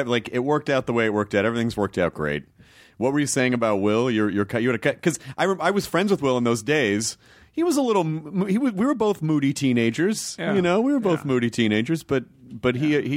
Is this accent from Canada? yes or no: no; United Kingdom; I think the whole time I've been like, hello, I'm a British person.